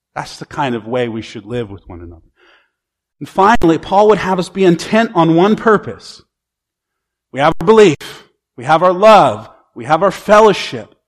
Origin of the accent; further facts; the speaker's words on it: United States; American Christians